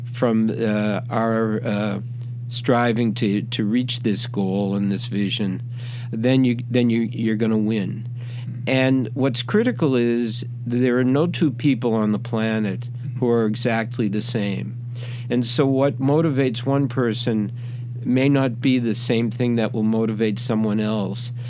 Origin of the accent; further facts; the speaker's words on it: Boston, Massachusetts, United States; moved away; I came from Boston and I was a Celtics fan